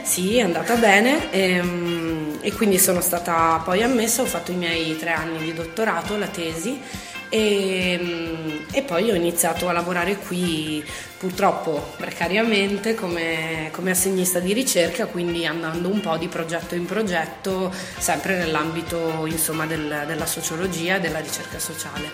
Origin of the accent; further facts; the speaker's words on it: Trento, Trentino-Alto Adige, Italy; also born or lived in Dresden, Germany; cresciuta qui a Trento, ho frequentato le scuole